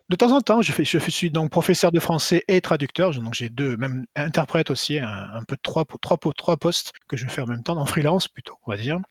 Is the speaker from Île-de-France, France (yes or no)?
no; Marseille, Provence-Alpes-Côte d'Azur, France; moved away as an adult; now in Tokyo, Japan; je suis de Marseille